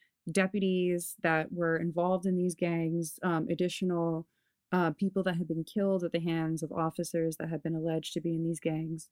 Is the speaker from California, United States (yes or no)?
yes; Los Angeles, California, United States; I grew up here in Los Angeles